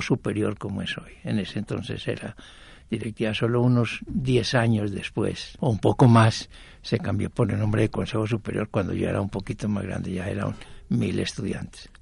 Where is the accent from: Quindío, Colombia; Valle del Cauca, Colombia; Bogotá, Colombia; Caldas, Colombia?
Quindío, Colombia; Armenia; moved away as an adult; also born or lived in Jericó, Antioquia; now in Medellín, Colombia; Yo nací en Jericó y de seis meses me llevaron a lomo de mula hasta Armenia Quindío